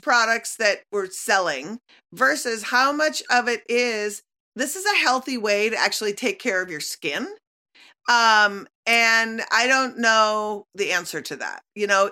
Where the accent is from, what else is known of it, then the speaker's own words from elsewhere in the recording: Minnesota, United States; growing up in Minnesota